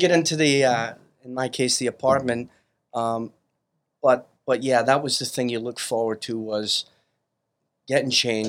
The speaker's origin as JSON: {"language": "English", "town": "Brooklyn", "region": "New York", "country": "United States", "tie": "born or raised there", "lives_now": "Staten Island, United States", "said": "But I was born in Bay Ridge, Brooklyn, 74th Street, 5th Avenue. Our Lady of Angels student."}